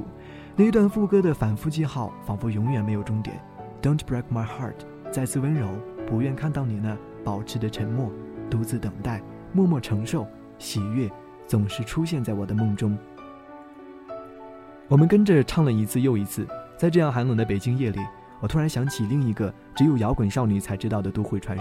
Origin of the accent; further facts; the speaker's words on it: Taiwan; 身为台湾人，我本来就是 KTV 动物